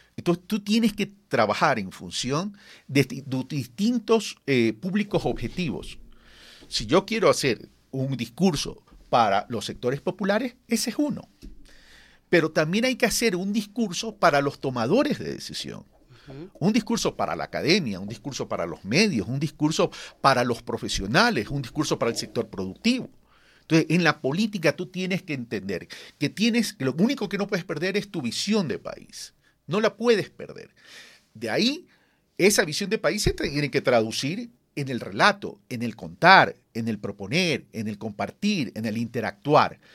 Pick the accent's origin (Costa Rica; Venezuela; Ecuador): Ecuador; como ecuatorianos